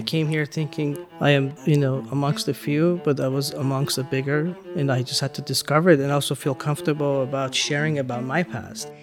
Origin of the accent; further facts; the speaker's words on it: Iran; now in United States; growing up in Iran, you had to, like, kinda connect with different peoples always